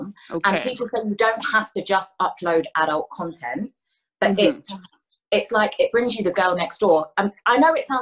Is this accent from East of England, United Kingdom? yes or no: yes; Hertfordshire, East of England, United Kingdom; also born or lived in London; I grew up in Hertfordshire in London. London for the first 6 years of my life, and then Hertfordshire.